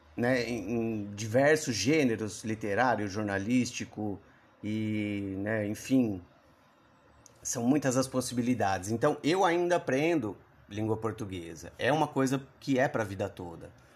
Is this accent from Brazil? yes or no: yes; Brazil; eu vivo aqui, nasci e cresci no Brasil